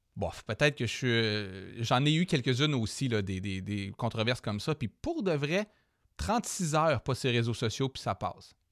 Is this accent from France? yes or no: no; Jonquière, Quebec, Canada; quand j'étais jeune, moi justement au Saguenay